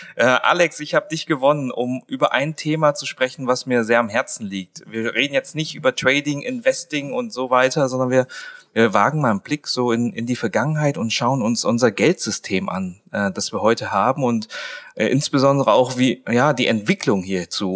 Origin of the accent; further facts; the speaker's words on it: Swabia, Germany; ich bin ja ein Schwabe.